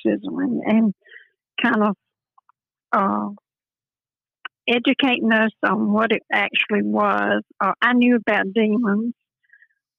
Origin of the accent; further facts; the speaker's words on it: Birmingham, Alabama, United States; also born or lived in Atlanta, Georgia; now in Greenville, United States; I'm actually from Birmingham, Alabama